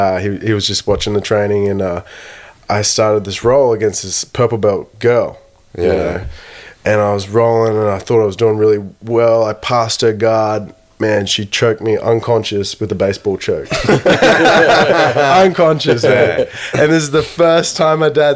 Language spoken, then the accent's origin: English; Brisbane, Queensland, Australia; also born or lived in Townsville / Darwin / Sunshine Coast / Hobart; I was born in Townsville back in the day, and then moved to Brisbane when I was like 6 years old. Pretty much grew up my whole life in Brisbane.